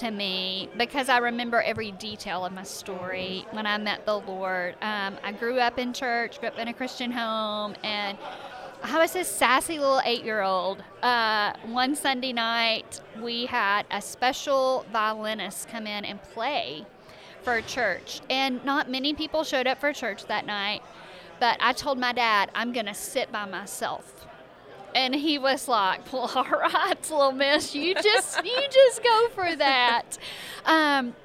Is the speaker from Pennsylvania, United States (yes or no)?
no; Arkansas, United States; moved away as an adult; I grew up in Arkansas.